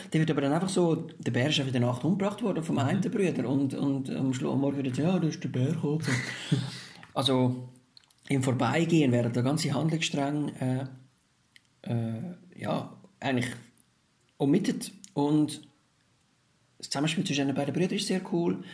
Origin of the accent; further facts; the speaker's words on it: Switzerland; bei uns in der Schweiz